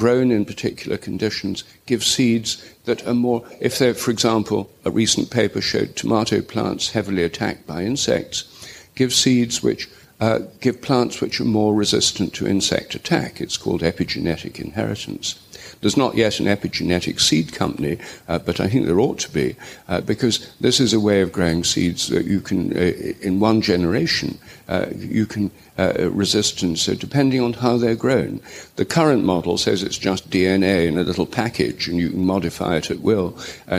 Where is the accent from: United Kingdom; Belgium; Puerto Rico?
United Kingdom; England; I'm English